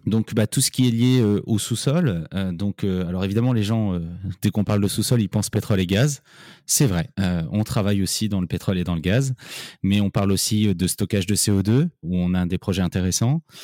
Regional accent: Paris, Île-de-France, France; moved away as an adult; also born or lived in Nancy; Je suis parisien, euh, je suis né à Paris, on va dire un vrai parisien qui a fait ses études à Paris

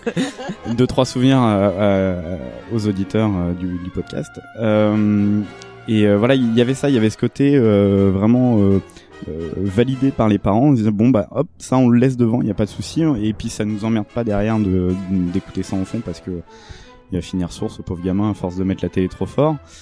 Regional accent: France; en tant que Français

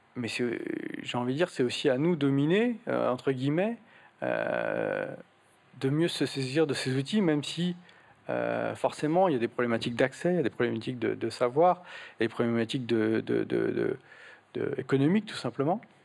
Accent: Portugal; moved away; j'ai trouvé une église au, Portugal, là d'où je viens

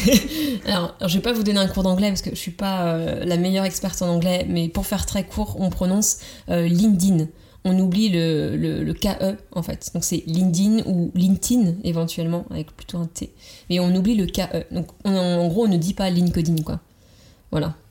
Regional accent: Vendée, Pays de la Loire, France; moved away as an adult; also born or lived in Nantes; je venais de Vendée, c'est la campagne vendéenne

